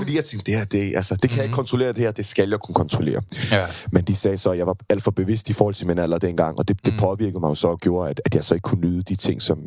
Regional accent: Køge, Zealand, Denmark; jeg er født og opvokset i Køge

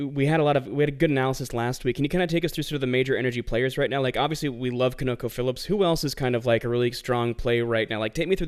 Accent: Tennessee, United States; accent: southern/northeastern; also born or lived in Philadelphia; I was raised in Tennessee and also Philadelphia, so I have like a very almost southern accent that's always competing with like a regular like northeastern accent

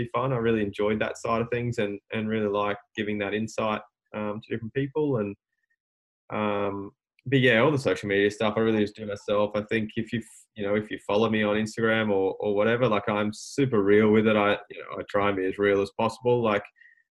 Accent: Albury, New South Wales, Australia; I'm from Albury and I'm a mechanic.

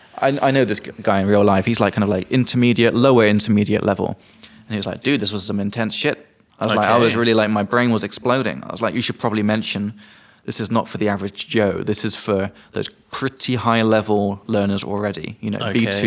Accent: England, United Kingdom; I'm from England.

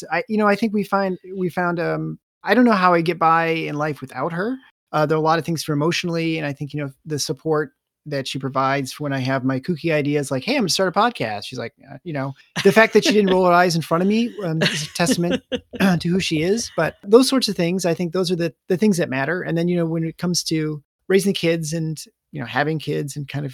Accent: Michigan, United States; also born or lived in Des Moines, Iowa; I grew up in Michigan.

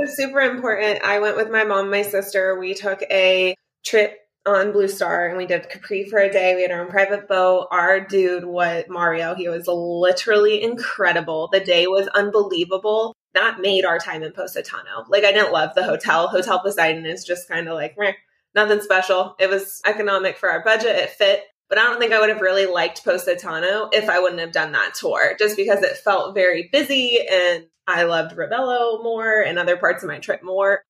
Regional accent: South Florida, United States; I'm from Florida and my standard for fish is incredibly high being from South Florida

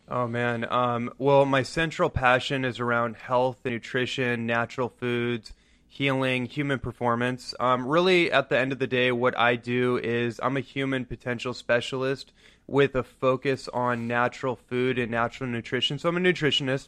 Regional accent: Bay Area, Northern California, United States; I grew up in Northern California in the Bay Area

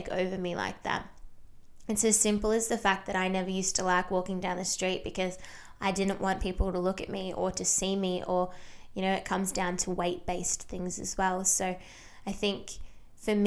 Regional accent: small town an hour from Melbourne, Victoria, Australia; being a small town girl, I have actually not left my hometown in 3 years

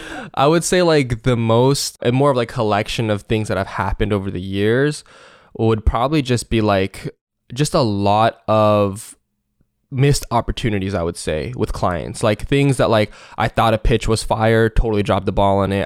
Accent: Seattle, Washington, United States; Seattle, Washington.

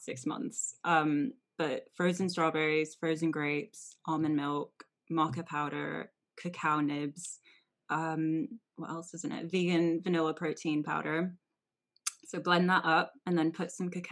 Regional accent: Anaheim, California, United States; So I grew up in Anaheim, so that's in California. I'm originally from California

